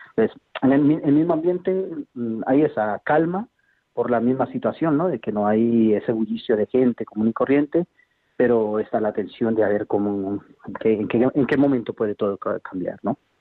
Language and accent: Spanish; Colombia; now in Huesca, Spain; yo no soy español, soy colombiano